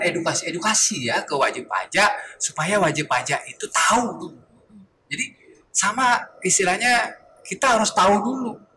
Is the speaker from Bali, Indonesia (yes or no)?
yes; Karangasem, Bali, Indonesia; now in Denpasar, Indonesia; asli saya Karangasem ya. Saya dari Karangasem